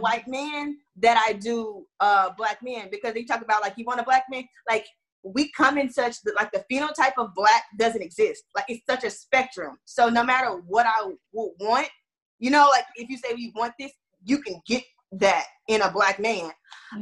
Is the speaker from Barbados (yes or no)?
no; Houston, Texas, United States; moved away as an adult; also born or lived in Florida; now in Atlanta, United States; I'm from Texas and I'm from Houston, and I grew up in racism.